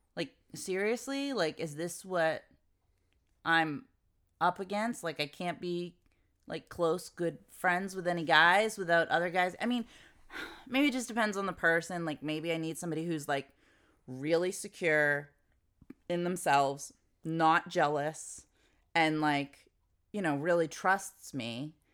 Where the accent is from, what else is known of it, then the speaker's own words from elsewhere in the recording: United States; I'm American